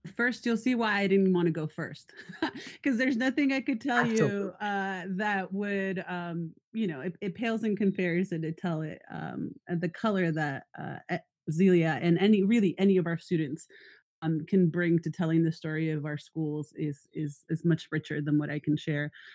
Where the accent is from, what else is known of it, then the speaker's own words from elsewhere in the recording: San Diego, California, United States; also born or lived in Tijuana, Mexico; now in Northern California, United States; I grew up in San Diego and Tijuana on both sides of the border